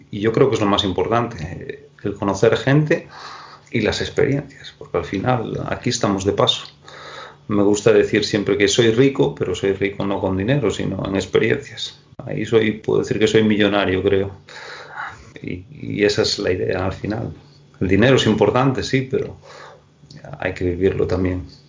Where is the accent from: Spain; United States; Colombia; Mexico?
Spain; Moaña, Galicia; la gente de, de, de, Moaña, de mi, de, mi pueblo, me conoce todo el mundo